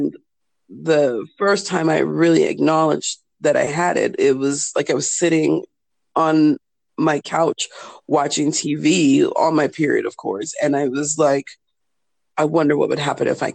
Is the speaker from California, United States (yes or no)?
yes; California, United States; moved away as an adult; now in Germany; in the States, in California, where I'm from